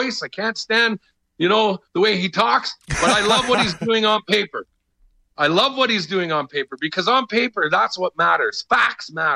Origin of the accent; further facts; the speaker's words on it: Canada; I am Canadian. And I will always be Canadian.